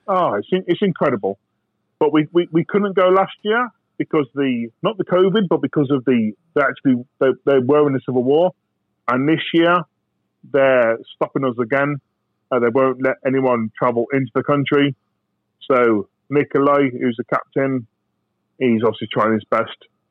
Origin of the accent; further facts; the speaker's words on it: United Kingdom; I'm British, I'm ex-soldier